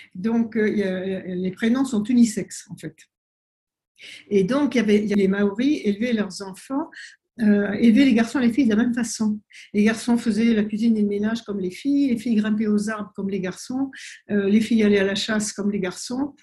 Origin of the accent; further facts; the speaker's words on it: French Polynesia; also born or lived in France; c'est ma mère qui est née en Polynésie et j'y ai grandi, mais je suis née en France pendant la guerre.